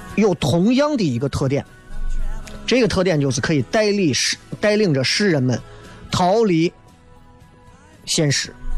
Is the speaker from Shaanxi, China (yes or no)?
yes; Xi'an, Shaanxi, China; accent: Xi'an-flavoured Mandarin; 我讲的这都不已经，已经不算是方言了，讲的基本上都是西安味道的普通话了